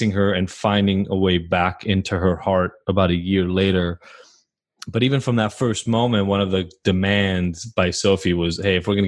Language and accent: English; Israel; moved away; I'm from Israel originally, moved here.